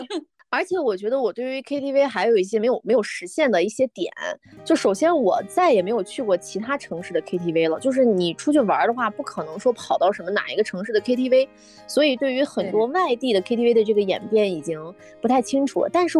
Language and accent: Chinese; Dunhuang, Gansu, China; moved away; 送给大家这首歌的创作源泉就来自我的家乡酒泉敦煌。